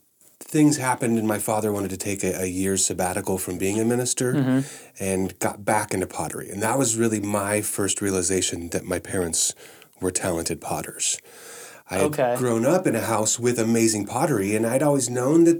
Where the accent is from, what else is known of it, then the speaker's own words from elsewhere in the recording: Southern California, United States; moved away as an adult; also born or lived in Nevada / Lake Tahoe / Cottonwood, California / Los Angeles County; I was in Northern California until second grade, where we moved down to Southern California, where I spent the majority of my growing up years. All my adolescent years were in Southern California